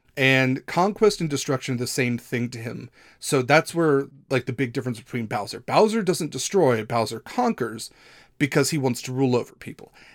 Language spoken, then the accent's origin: English; Midwest, United States; I'm from the Midwest